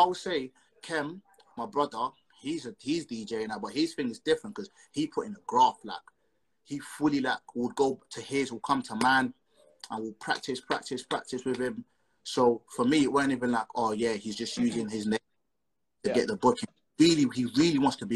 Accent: Essex, East of England, United Kingdom; I'm from Essex

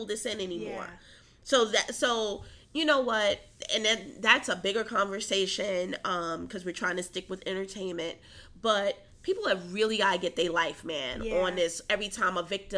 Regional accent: New York City, New York, United States; moved away; also born or lived in Atlanta; I grew up in Harlem in a time when, you know, there were dead bodies in buildings

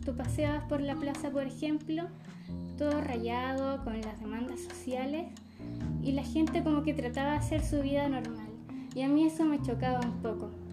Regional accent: Maule, Chile; yo soy del Maule

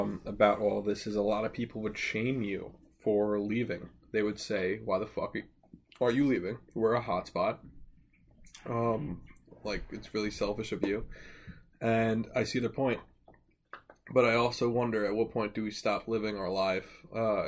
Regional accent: Plainedge, New York, United States; my hometown of Plain Edge

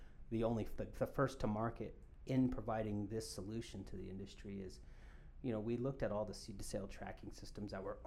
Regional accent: Colorado, United States; I'm born and raised in Colorado

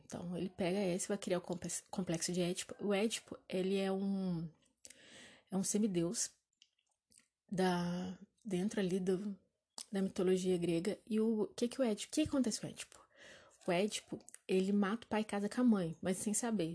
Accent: Juiz de Fora, Minas Gerais, Brazil; eu sou de Juiz Fora

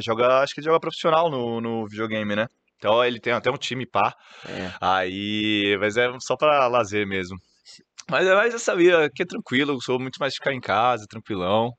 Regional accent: Santos, São Paulo, Brazil; also born or lived in Ribeirão Preto; sou natural de Santos

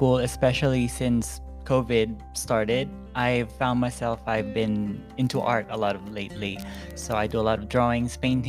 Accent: Philippines; moved away as an adult; now in Springfield, United States; I'm from the Philippines. I've been here since 2017, so that makes 5 years too.

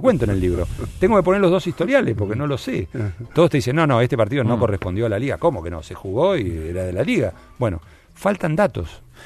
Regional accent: Argentina

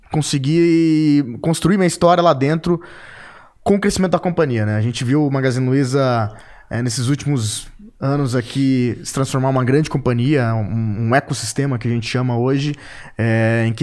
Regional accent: Três Lagoas, Mato Grosso do Sul, Brazil; also born or lived in São Paulo / Ribeirão Preto; Eu sou natural de Três Lagoas, Mato Grosso do Sul. E meu pai, é, meu pai foi é, gerente de banco, né? Ele é falecido. E por isso eu rodei o estado de Mato Grosso do Sul e o estado de São Paulo. E fui parar em Ribeirão Preto

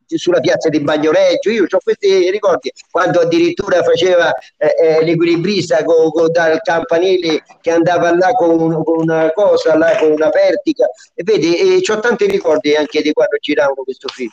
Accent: Lubriano, Lazio, Italy; nel 64 sono ritornato al mio paese

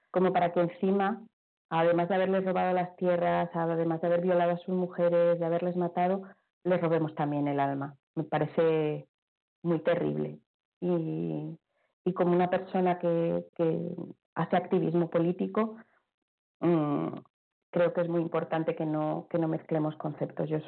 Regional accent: Palma, Balearic Islands, Spain; born there; es por eso que intento regenerar a la diosa de mi tierra, de donde he nacido, para que lo que el lugar donde vivo sea tan sagrado como otros lugares. Ya sé que el otro tiene más glamour, seguro que tiene mucho más glamour eh, ser chamana india. Ya mm, lo siento, pero es que has nacido en Palma de Mallorca.

